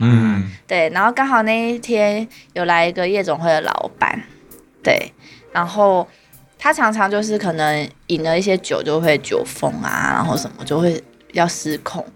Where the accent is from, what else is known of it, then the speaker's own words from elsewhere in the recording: Taiwan; moved away as an adult; 我们台湾人过去其实是外籍劳工